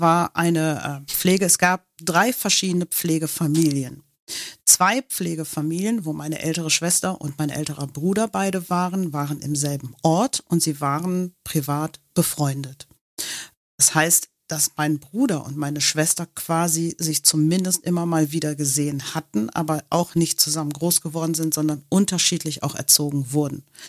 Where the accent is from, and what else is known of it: Germany; born or raised there; first language English; German is a second language; also born or lived in Manhattan, New York, United States